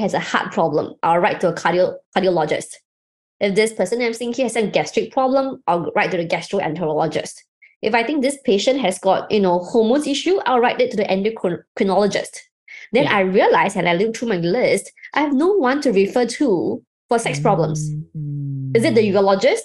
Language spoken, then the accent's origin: English; Singapore; I'm from Singapore